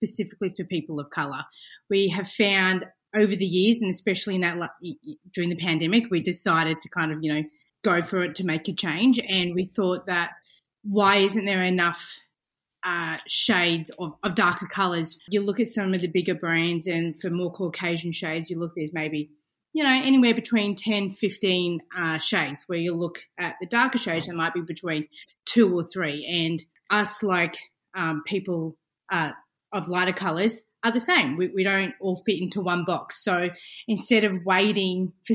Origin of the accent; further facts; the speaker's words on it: Geelong, Victoria, Australia; I'm from Geelong in Victoria